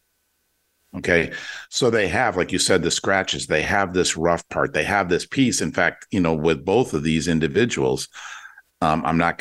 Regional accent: Detroit, Michigan, United States; I grew up in Detroit in the 67 race riots

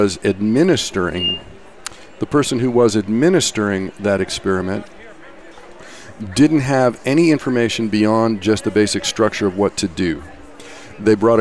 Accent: Kansas, United States; now in San Francisco Bay Area, United States; I actually grew up in Kansas

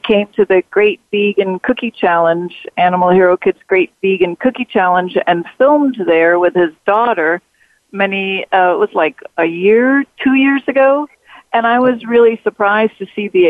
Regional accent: Australia; I was brought up in Catholic school with the nuns in Australia

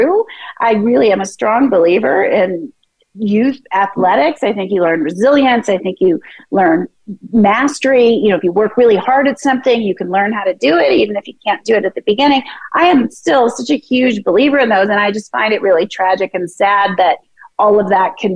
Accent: Philadelphia, Pennsylvania, United States; moved away; also born or lived in San Francisco; I was born in Philadelphia

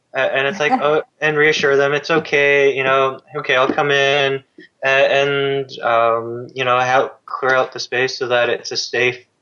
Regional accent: Canada; as a Canadian

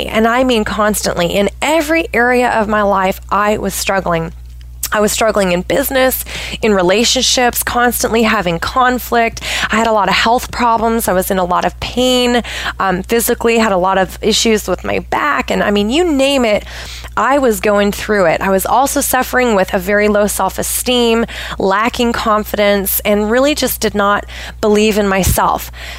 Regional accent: Pacific Northwest, United States; So I am originally from the Pacific Northwest of the United States. I have lived all over the place.

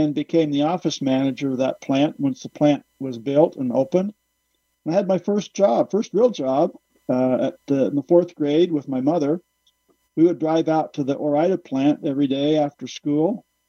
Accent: Idaho, United States; Well, I was born in Idaho and spent my lifetime in Idaho.

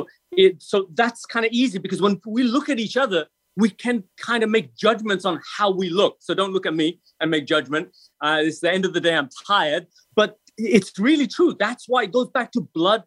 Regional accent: England, United Kingdom; I'm European, so I'm from England.

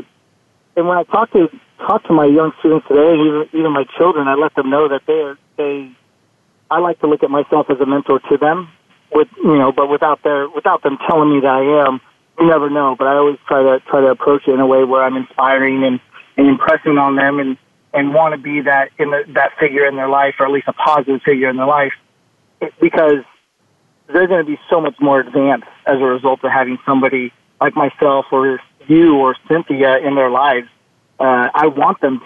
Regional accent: Northern California, United States; I grew up in Northern California.

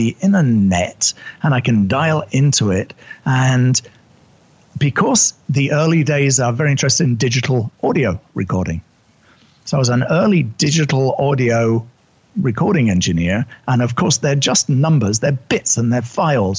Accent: United Kingdom; accent: English; moved away as an adult; also born or lived in New York City; I'm originally British

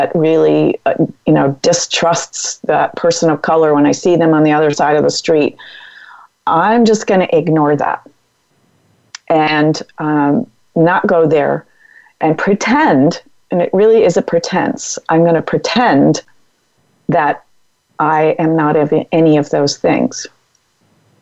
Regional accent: Massachusetts, United States; now in California, United States; I'm from Massachusetts

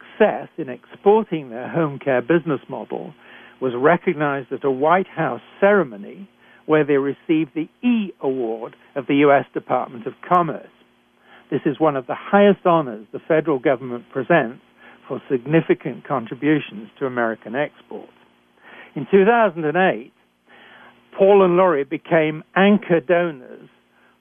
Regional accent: United Kingdom; accent: British; moved away as an adult; also born or lived in Canada; I'm a physician trained in Britain, as I'm sure you can tell from my accent.

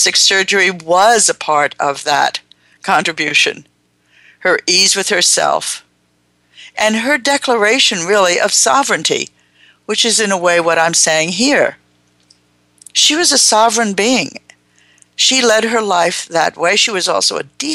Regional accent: Long Branch, New Jersey, United States; moved away; I was a young person growing up in New Jersey in an Italian Jewish community that had all of what's wrong with those two groups in a concentrated area called Long Branch, New Jersey

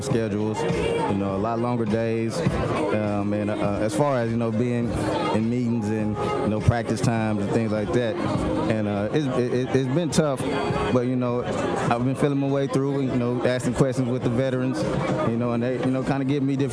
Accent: Tulsa, Oklahoma, United States; also born or lived in Arkansas; I was born and raised in Tulsa, Oklahoma

